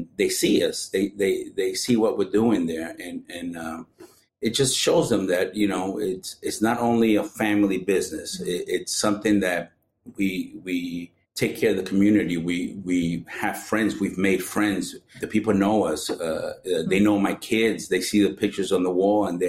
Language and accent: English; New York City, New York, United States; growing up in Brooklyn, I always liked visiting pizza shops in the neighborhood. I grew up in Sunset Park